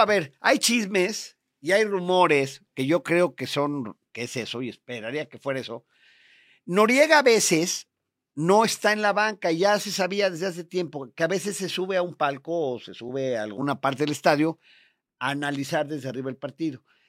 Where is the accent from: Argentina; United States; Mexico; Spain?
Mexico; Puebla; nosotros como poblanos